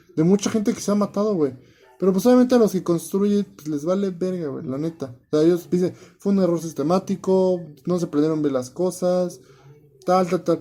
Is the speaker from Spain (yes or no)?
no; Mexico